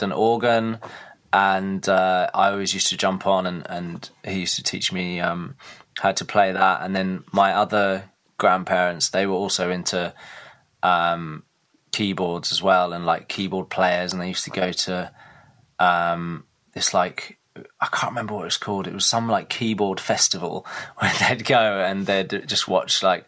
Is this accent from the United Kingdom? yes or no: yes; Reepham, East of England, United Kingdom; moved away; I'm from Norfolk originally. I went to a school in Reefham, which is just outside of Norwich. And yeah, that's where I grew up